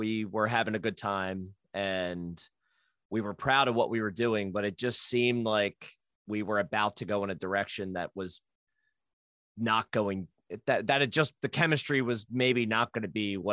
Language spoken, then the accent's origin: English; New Jersey, United States; moved away as an adult; now in Philadelphia, United States; I'm in Philly now, but I grew up in Jersey and spent a lot of time there.